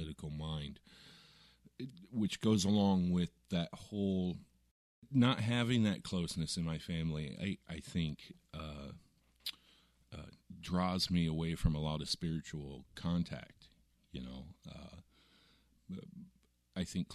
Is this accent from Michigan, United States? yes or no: no; Southwest Iowa, United States; I grew up in Iowa, Southwest